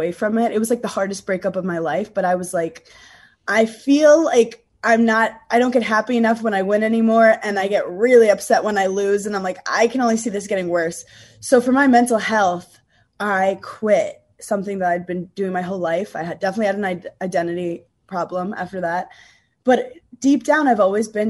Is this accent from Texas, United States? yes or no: no; New York, United States; also born or lived in Wisconsin; I'm from New York